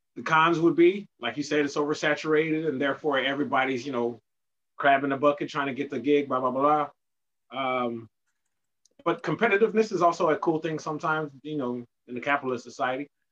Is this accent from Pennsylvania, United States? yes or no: no; Austin, Texas, United States; also born or lived in Indianapolis, Indiana; I'm from Austin, Texas